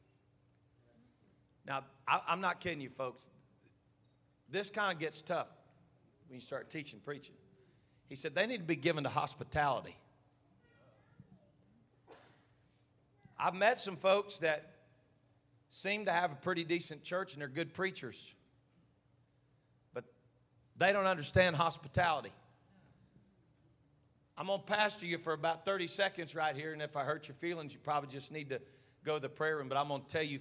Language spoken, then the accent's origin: English; United States; an American pastor